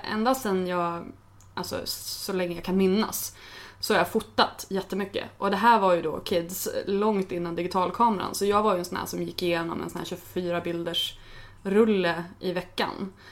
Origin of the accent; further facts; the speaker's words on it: Örnsköldsvik, Västernorrland County, Sweden; moved away as an adult; Alltså jag började blogga när jag flyttade från Övik. Um, alltså jag flyttade från Övik, det här var hösten 2001. Jag hade precis fyllt, eller jag fyllde 21 på våren. Hade slutat min utbildning, eh, var ganska trött på Övik.